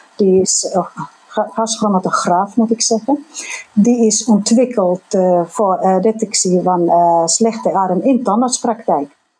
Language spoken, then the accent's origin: Dutch; Finland; accent: Finnish; Dutch is a second language; moved away; mijn accent, mijn Finse accent.